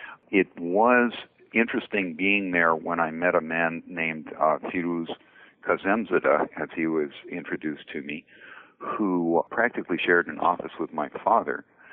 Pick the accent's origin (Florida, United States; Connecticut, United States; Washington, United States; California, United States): Connecticut, United States; New Haven; Until I went away to boarding school, I grew up in New Haven, Connecticut.